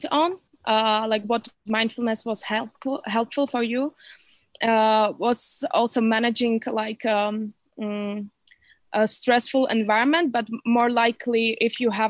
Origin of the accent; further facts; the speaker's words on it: Slovakia; also born or lived in Copenhagen, Denmark; I'm from Slovakia